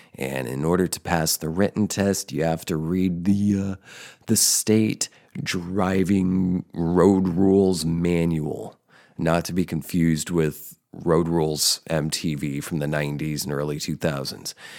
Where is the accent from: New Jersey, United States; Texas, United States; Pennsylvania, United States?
New Jersey, United States; central; also born or lived in Denver, Colorado; I'm originally from Colorado, from Denver area. And when I was six, I moved with my parents to central New Jersey.